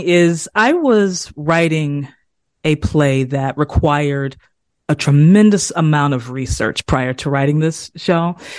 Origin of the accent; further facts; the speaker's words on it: South Carolina, United States; the language that I grew up speaking. I'm from South Carolina, I'm from the South uh, Eastern United States